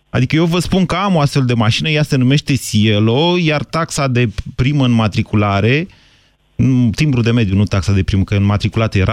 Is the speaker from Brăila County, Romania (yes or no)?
no; Bucharest, Romania; Din București.